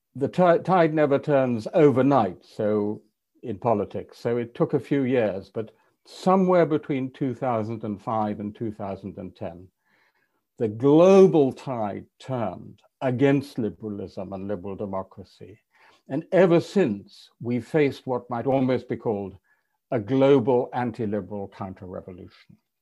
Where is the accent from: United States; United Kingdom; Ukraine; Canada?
United Kingdom; England; an English European liberal